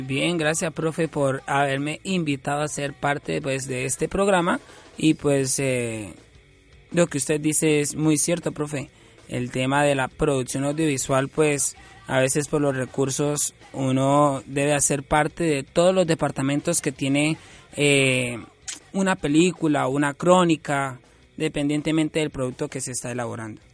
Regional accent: Cáchira, Norte de Santander, Colombia; now in Bucaramanga, Colombia; yo nací aquí en Bucaramanga en el 95 esto, cuando cumplí tres, dos años y medio me llevaron a vivir una finca, Cachira Norte, Santander

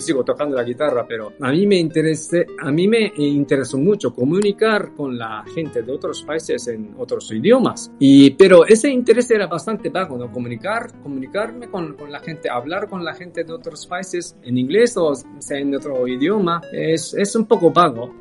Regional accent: Kyoto, Japan; Spanish is a second language; moved away as an adult; also born or lived in Tokyo / Zaragoza, Spain / Uruguay / Chile; now in Barcelona, Spain; yo crecí en Kioto, nací en Tokio y crecí en Kioto

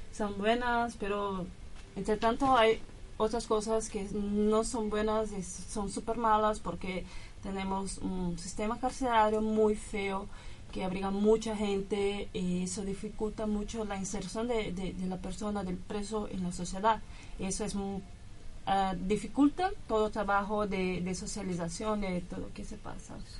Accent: São Paulo, Brazil; Spanish is a second language; moved away as an adult; now in Argentina; de Brasil, São Paulo

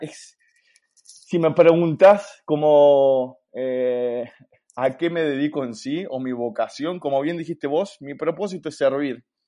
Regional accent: Buenos Aires, Argentina; moved away as an adult; also born or lived in La Plata, Argentina; now in Santiago, Chile; soy argentino de Buenos Aires

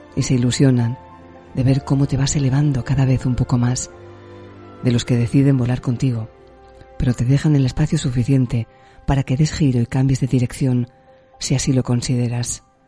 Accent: Alicante, Valencian Community, Spain; moved away as an adult; now in Tenerife, Spain; yo soy alicanaria, porque nací en Alicante, soy valenciana, pero me vine con veintipocos años a las Islas Canarias

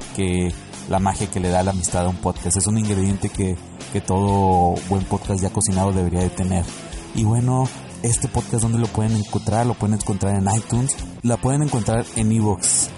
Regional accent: Monterrey, Nuevo León, Mexico; moved away; son mis paisanos. Somos regios

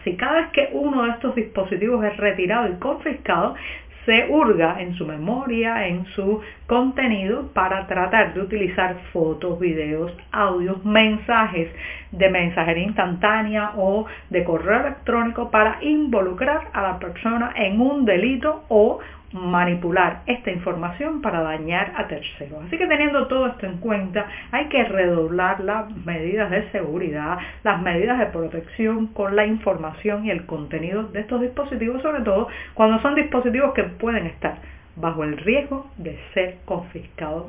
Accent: Cuba; cubana, periodista, ciudadana

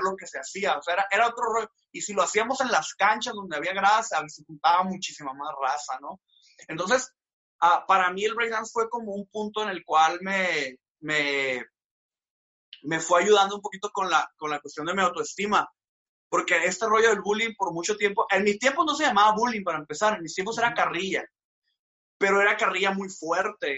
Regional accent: Hermosillo, Sonora, Mexico; also born or lived in Mexico City; nací en la Ciudad de México, pero no conozco Ciudad de México, soy literalmente desde bebé estoy acá en Hermosillo

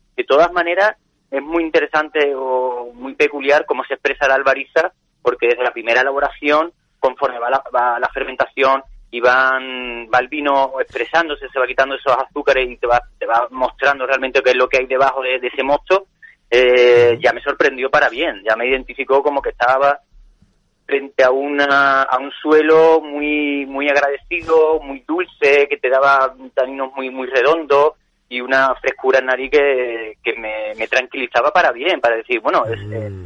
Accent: Rota, Andalusia, Spain; moved away as an adult; now in Ronda, Spain; yo soy de Rota, entonces siempre me ha quedado esa, esa cosilla de, hacer algo en, con, mi, con mi origen

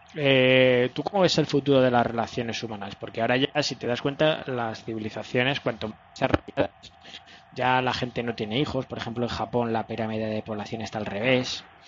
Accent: Spain; los españoles fuimos a evangelizar

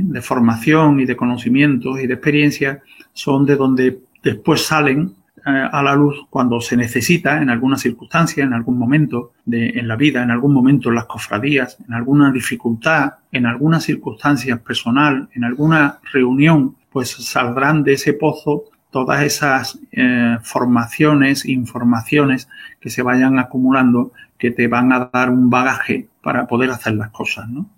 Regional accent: Seville, Andalusia, Spain; en la calle Correduría, donde yo nací

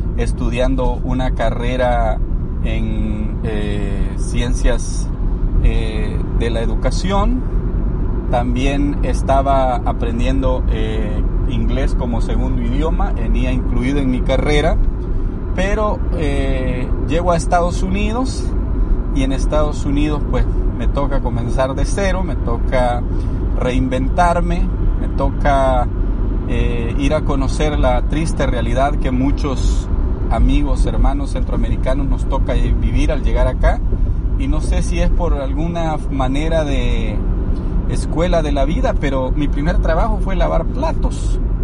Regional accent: El Salvador; moved away as an adult; also born or lived in Los Angeles, United States; now in United States; soy originario del Salvador, soy salvadoreño.

